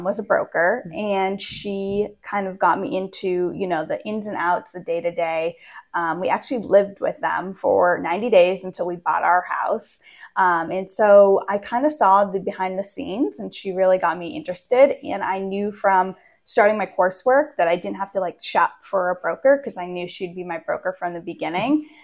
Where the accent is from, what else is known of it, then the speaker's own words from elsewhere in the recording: Maine, United States; moved away as an adult; also born or lived in Pennsylvania / Virginia / Maryland; now in West Virginia, United States; So I grew up actually in Maine. I was born and raised in Maine for 25 years